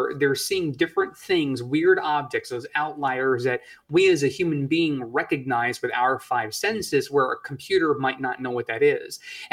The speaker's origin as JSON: {"language": "English", "region": "Northeast", "country": "United States", "tie": "born or raised there", "said": "and I grew up in the Northeast, I know what snow can do."}